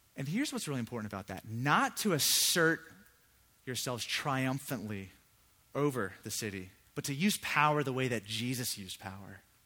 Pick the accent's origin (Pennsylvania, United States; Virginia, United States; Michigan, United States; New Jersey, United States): Virginia, United States; Virginia Beach; I grew up in Virginia Beach. That's where I'm from